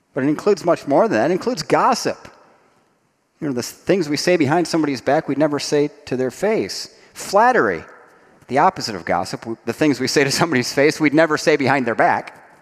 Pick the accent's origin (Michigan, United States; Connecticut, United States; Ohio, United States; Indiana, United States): Ohio, United States; Dayton; I grew up in Dayton, Ohio, in the shadow of Wright Patterson Air Force Base.